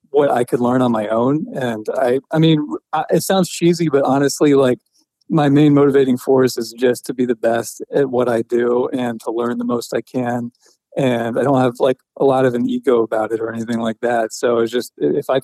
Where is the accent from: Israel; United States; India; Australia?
United States; Atlanta, Georgia; I was born in Atlanta and lived with my mom for a while